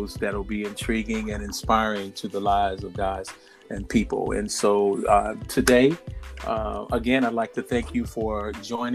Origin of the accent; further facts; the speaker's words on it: Illinois, United States; in the state of Illinois, my home state